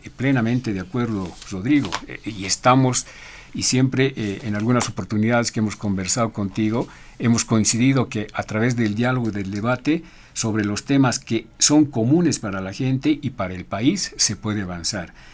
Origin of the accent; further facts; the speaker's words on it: Bolivia; somos bolivianos